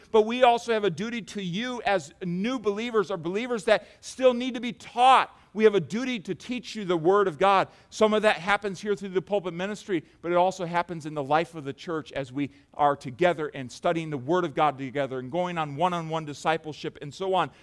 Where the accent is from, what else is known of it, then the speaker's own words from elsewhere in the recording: United States; us as American Christians